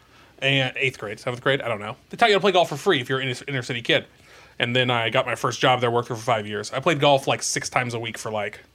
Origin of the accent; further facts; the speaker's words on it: San Diego, California, United States; moved away as an adult; now in Nashville, United States; I grew up in San Diego. Yeah. Lived there for 30 years.